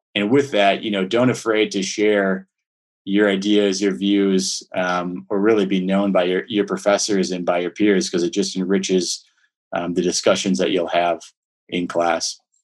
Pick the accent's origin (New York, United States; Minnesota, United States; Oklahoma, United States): Minnesota, United States; Minneapolis; so I grew up in Minneapolis, Minnesota.